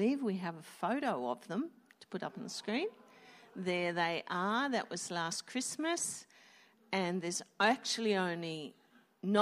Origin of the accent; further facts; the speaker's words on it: Wollongong, New South Wales, Australia; We are from Wollongong